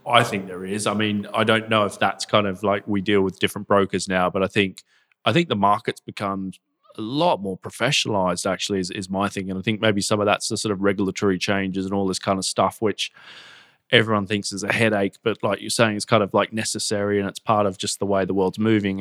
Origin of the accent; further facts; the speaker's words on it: Gold Coast, Queensland, Australia; moved away as an adult; now in United Kingdom; I come from the Gold Coast in Australia, you know, grew up surfing